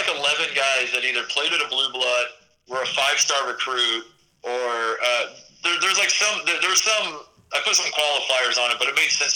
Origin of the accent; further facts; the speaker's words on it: Indiana, United States; They're my hometown team